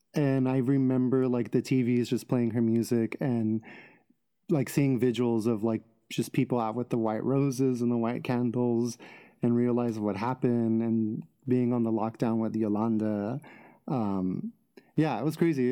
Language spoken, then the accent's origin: English; Los Angeles, California, United States; I'm from L A. Yeah, born and raised in Los Angeles